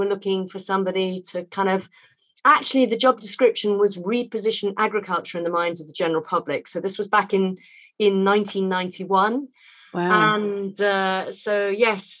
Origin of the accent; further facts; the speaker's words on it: Hampshire, South East England, United Kingdom; where we lived and where I was brought up down in Hampshire